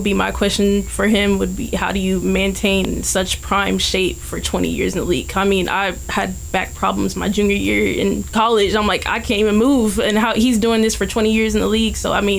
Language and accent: English; Ohio, United States; born there; now in Los Angeles, United States; I was born in Ohio